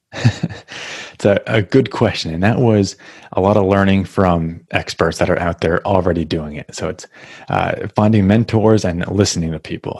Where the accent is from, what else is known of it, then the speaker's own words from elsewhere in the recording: New Hampshire, United States; moved away as an adult; now in Massachusetts, United States; I grew up in New Hampshire. Now I'm in Massachusetts